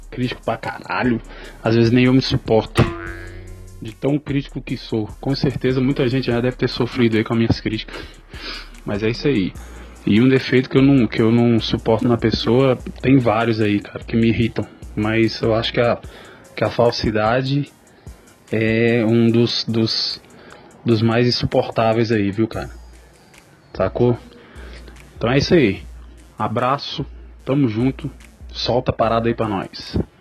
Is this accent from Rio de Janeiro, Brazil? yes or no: yes; Rio de Janeiro, Brazil; moved away; also born or lived in Cerrado; Sou do Rio de Janeiro, moro aqui no Cerrado já tem alguns anos